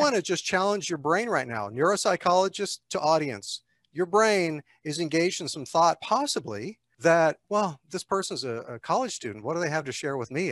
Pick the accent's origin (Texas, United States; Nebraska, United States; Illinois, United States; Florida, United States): Texas, United States; I grew up in Texas